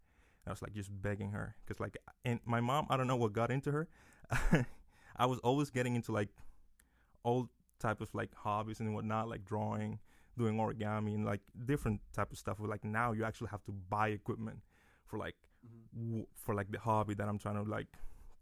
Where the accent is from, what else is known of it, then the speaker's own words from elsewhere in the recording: Dominican Republic; now in Lehigh Valley, United States; I'm from the Dominican Republic